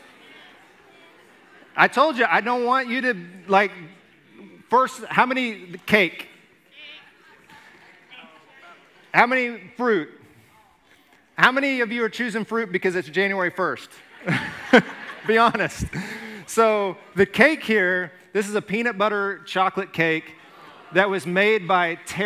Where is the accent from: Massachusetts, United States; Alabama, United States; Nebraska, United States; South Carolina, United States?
Alabama, United States; when I was growing up in Alabama